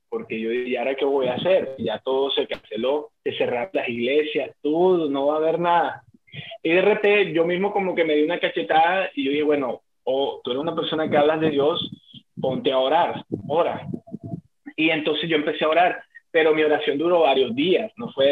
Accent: Colombia; moved away; also born or lived in Bogotá; porque nosotros somos de Colombia

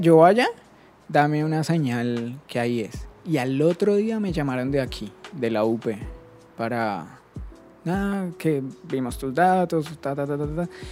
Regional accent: Bogotá, Colombia; moved away as an adult; now in Buenos Aires, Argentina; Soy colombiano, soy de Bogotá y yo vivía en Bogotá, estudiaba en Bogotá

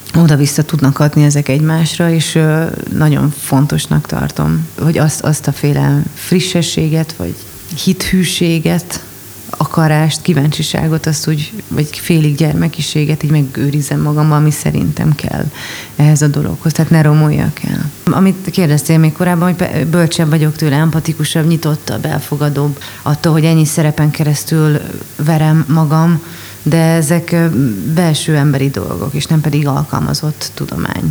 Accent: Budapest, Hungary; also born or lived in Miskolc; budapesti vagyok

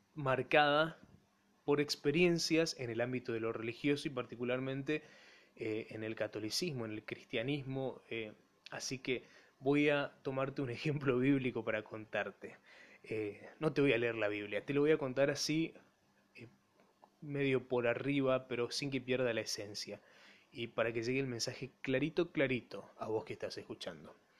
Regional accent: Empedrado, Corrientes, Argentina; Mi pueblo, Empedrado

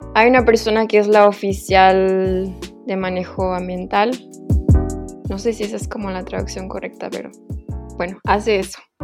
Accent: Veracruz, Mexico; moved away as an adult; also born or lived in Mexico City, Mexico; yo ya me había regresado a, a Veracruz, que soy de Veracruz.

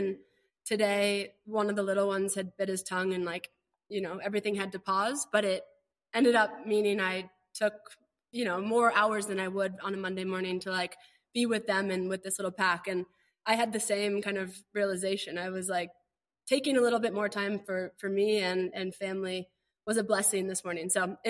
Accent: Boulder, Colorado, United States; also born or lived in Long Beach, California; Boulder's a super outdoorsy place. And so I think I moved there from Long Beach when I was 3. My mom and my aunt, they're twins. They started a company and then moved us to Boulder.

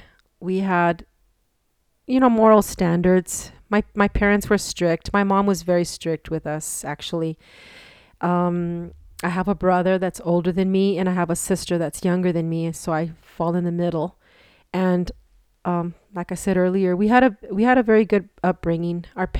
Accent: Los Angeles, California, United States; born there; now in El Paso, United States; Okay, I was born in Los Angeles, California. And the reason that we moved to El Paso was because my mom's health.

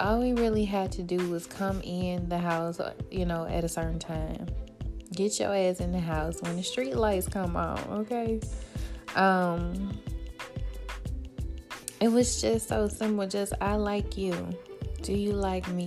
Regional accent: Birmingham, Alabama, United States; I'm from Birmingham, so I remember 95.7 jams

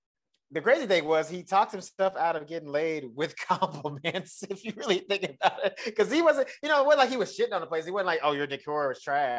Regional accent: the South, United States; accent: Southern; which doesn't help with me because I'm from the South. So when they're doing it, I'm like, first of all, I know I sound like

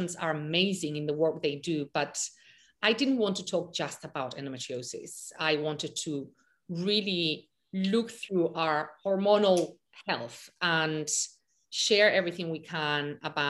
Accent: Malaga, Andalusia, Spain; I grew up in Malaga, Spain, on the beach

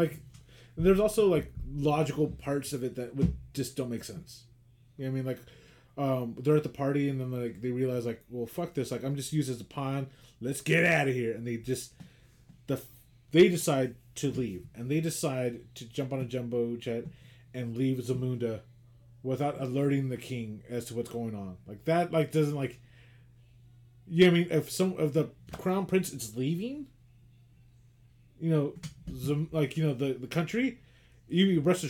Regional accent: Queens, New York, United States; you're from Queens, I'm from Queens

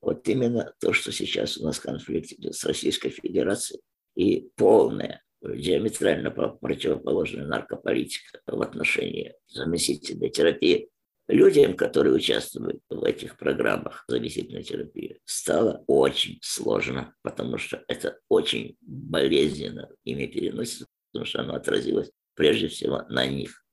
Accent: Turkmenistan; moved away as an adult; now in Ukraine; Живу в Украине много лет, сам родом с Туркменистана.

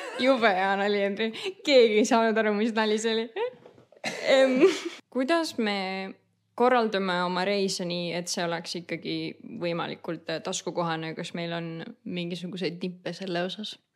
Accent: Saare County, Estonia; now in Denmark; me oleme Saaremaalt

